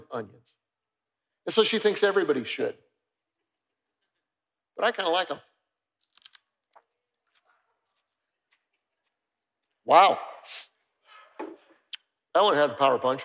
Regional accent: Denver, Colorado, United States; moved away; I grew up in Denver, Colorado, and my mother loved to garden

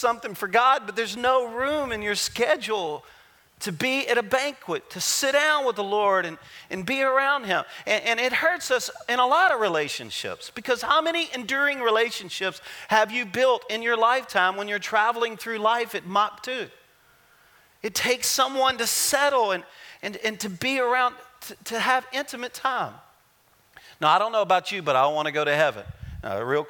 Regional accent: Louisiana, United States; I'm a Cajun. I'm from Louisiana.

